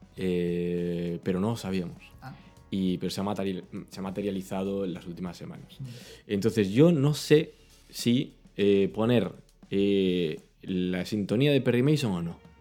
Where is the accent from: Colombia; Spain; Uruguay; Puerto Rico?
Spain; yo soy español